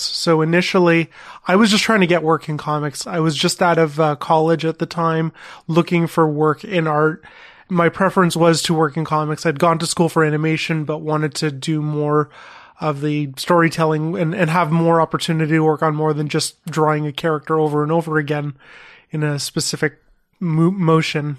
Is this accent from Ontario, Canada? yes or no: yes; Thornhill, Ontario, Canada; I grew up in Thornhill, which is north of Toronto